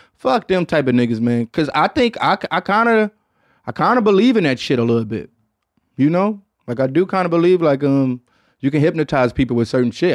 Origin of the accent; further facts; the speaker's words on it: Detroit, Michigan, United States; So shouts out to my hometown